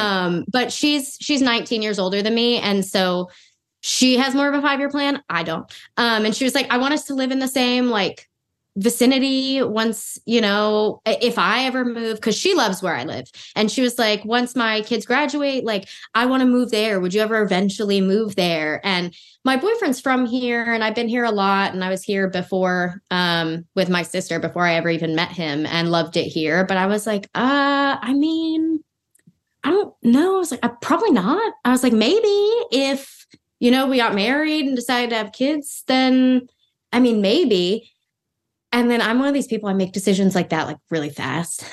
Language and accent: English; Los Angeles, California, United States; moved away as an adult; I'm born and raised in Los Angeles